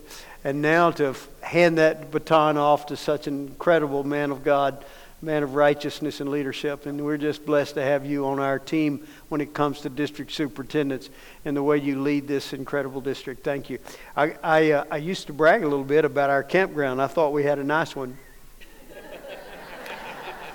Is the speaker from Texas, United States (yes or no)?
yes; Dallas, Texas, United States; I grew up in Dallas